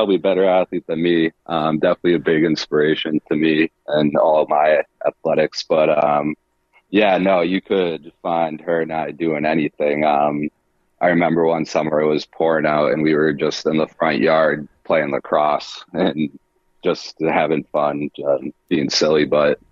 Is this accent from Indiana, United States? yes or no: no; Acton, Massachusetts, United States; I'm from Acton, Massachusetts, a small suburb, probably 45 minutes or so west of Boston. Yeah, moved there at a pretty young age